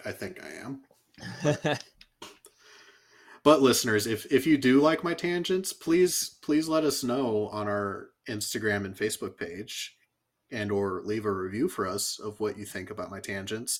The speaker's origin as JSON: {"language": "English", "region": "California", "country": "United States", "tie": "born or raised there", "said": "as a kid, I grew up in California"}